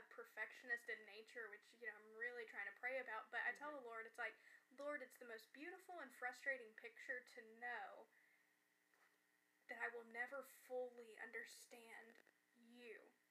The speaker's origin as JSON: {"language": "English", "region": "the Bible Belt", "country": "United States", "said": "I come from the Bible Belt"}